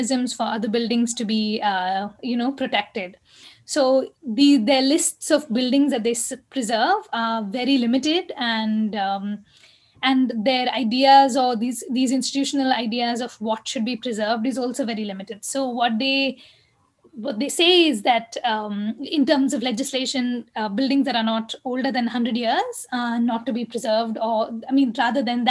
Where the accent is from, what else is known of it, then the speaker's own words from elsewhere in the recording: Bangalore, Karnataka, India; I grew up in Basavanagudi